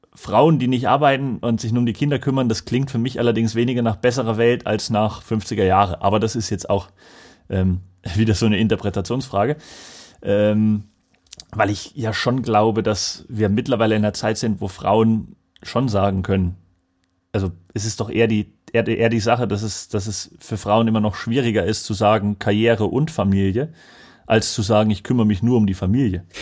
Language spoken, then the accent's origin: German; Lauscha, Thuringia, Germany; das kenne ich aus meinem Heimatort